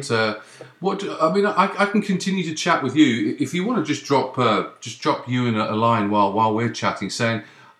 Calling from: Ottawa, Ontario, Canada; I'm ringing from Canada. I'm ringing from the east coast of Canada, the capital, Ottawa.

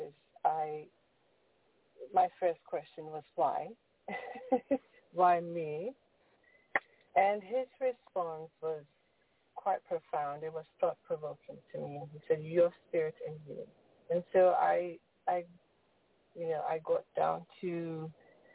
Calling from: Oklahoma, United States; I'm calling from Oklahoma.

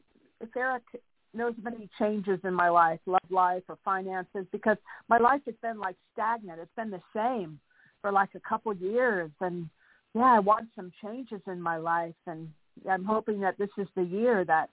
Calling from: Santa Barbara, California, United States; I'm in Santa Barbara, California.

